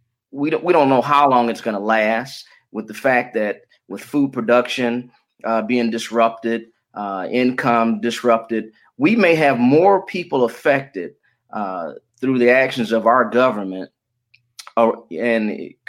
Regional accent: Detroit, Michigan, United States; born there; also born or lived in Florida; And I was born in Detroit. I finished high school in Florida, got my college degree from Morehouse College

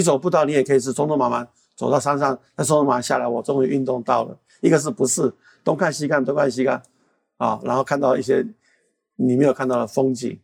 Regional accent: Taiwan; 作为一个台湾人

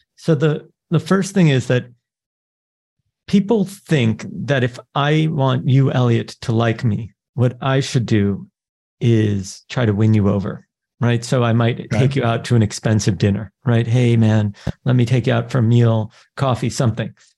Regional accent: New York, United States; I'm born to Israeli parents. I grew up in New York.

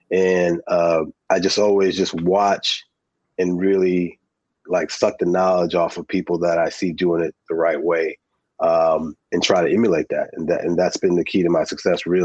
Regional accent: New Jersey, United States; born there; I was born in Jersey, so WBLS and Kiss FM and … and, and …

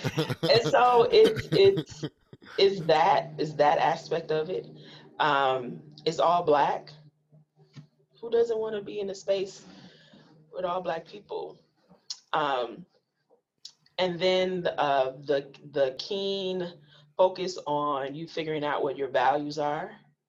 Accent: Milwaukee, Wisconsin, United States; because I'm a Black filmmaker, because I'm from Milwaukee, of course, Black Lens will pick.

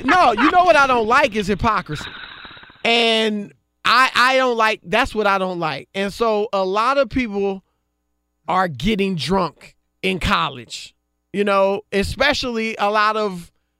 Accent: Ohio, United States; I mean, again, I'm from Ohio. I'm an Ohio State fan

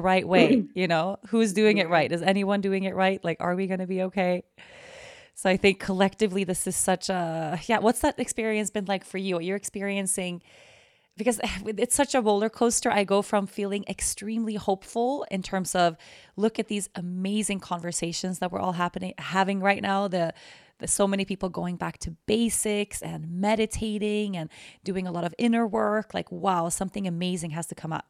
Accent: Sweden; now in Aruba; I'm Swedish. I'm born and raised in Sweden, but I live in Aruba

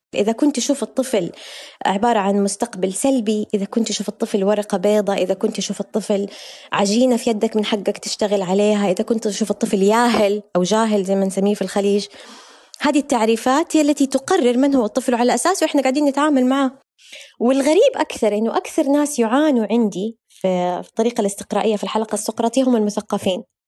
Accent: Hejaz, Saudi Arabia; الصحوة عندنا في الحجاز

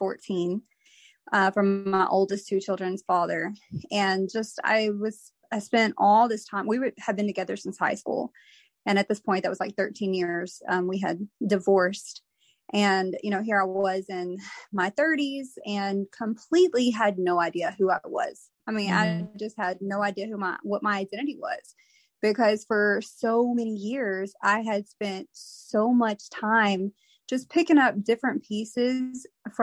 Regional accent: Texas, United States; I'm from Texas.

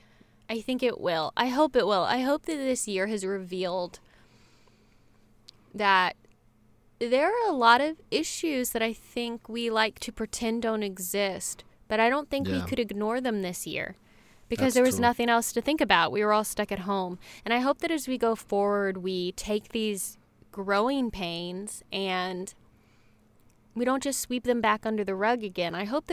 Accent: North Carolina, United States; now in Los Angeles, United States; I grew up in North Carolina, and I moved to Los Angeles almost exactly 11 years ago.

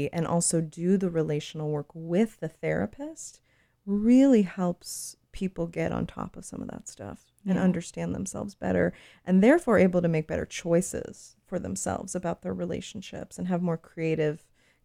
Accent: South Florida, United States; now in Bay Area, United States; I'm from South Florida

